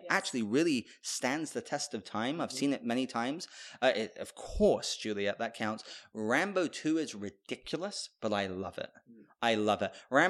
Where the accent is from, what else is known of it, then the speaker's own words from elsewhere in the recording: United Kingdom; even though I'm British.